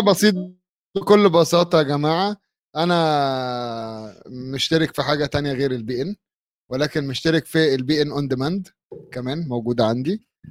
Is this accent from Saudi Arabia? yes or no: no; Egypt